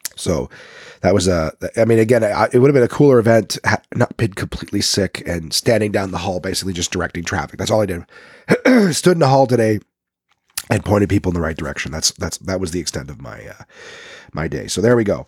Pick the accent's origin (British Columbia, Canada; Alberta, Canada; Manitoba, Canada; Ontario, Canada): Ontario, Canada; Ottawa; accent: Nepean, Ottawa; moved away; I'm from Nepean.